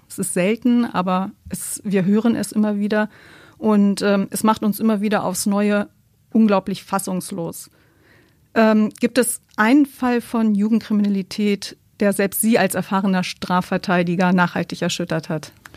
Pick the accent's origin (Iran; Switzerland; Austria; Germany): Germany; Bei uns in Deutschland